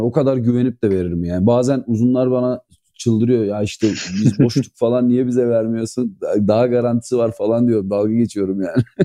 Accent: İzmir, Turkey; ben İzmir doğma büyümeyim

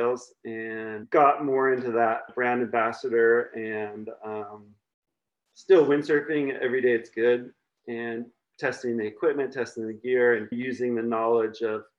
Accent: California, United States; moved away as an adult; now in Maui, United States; I grew up in California

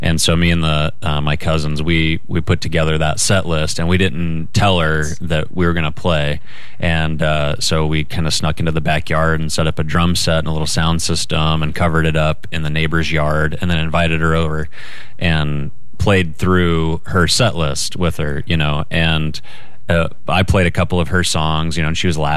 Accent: Idaho, United States; I'm from Idaho

